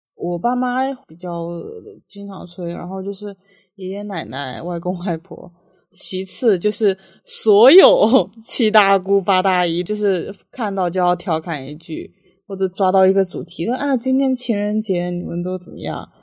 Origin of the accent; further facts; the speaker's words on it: southern China, China; also born or lived in Qiqihar, Heilongjiang; 我从小是出生在东北齐齐哈尔的，但其实我四岁回来之后就再也没有去过了